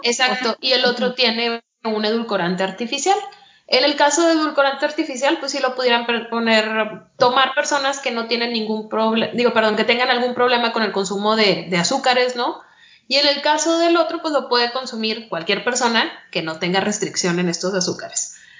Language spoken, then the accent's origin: Spanish; Mexico; uno como mexicano